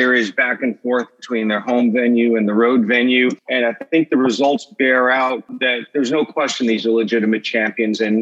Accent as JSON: {"language": "English", "town": "East Meadow", "region": "New York", "country": "United States", "tie": "born or raised there", "said": "I grew up in East Meadow, Long Island, went to Hofstra Law School, I lived maybe 20, 30 years in East Meadow."}